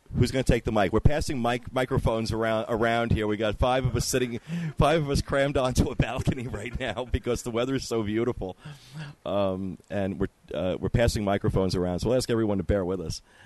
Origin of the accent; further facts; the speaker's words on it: Ocean Grove, New Jersey, United States; I come from the Jersey Shore. Uh, little town called uh, on the Jersey Shore called Ocean Grove, which is right next to Asbury Park, which is what most people have heard of. And growing up, the Asbury Park Boardwalk had a lot of attractions on it